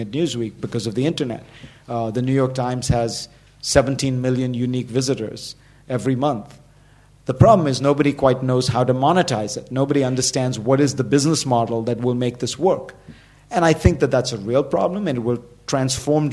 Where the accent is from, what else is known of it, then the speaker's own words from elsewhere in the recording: Mumbai, Maharashtra, India; I grew up in Bombay, but spent a lot of time in rural India because my father was a politician